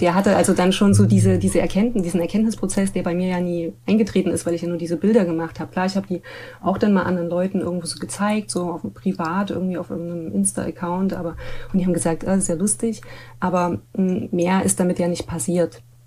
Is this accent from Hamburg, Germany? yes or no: no; Leipzig, Saxony, Germany; ich bin ja so an der Ecke Musikerviertel ähm, groß geworden